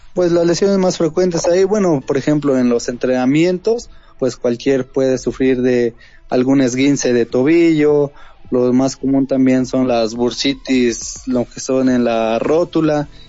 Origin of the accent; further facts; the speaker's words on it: Tlaxcala, Mexico; nosotros que somos de Tlaxcala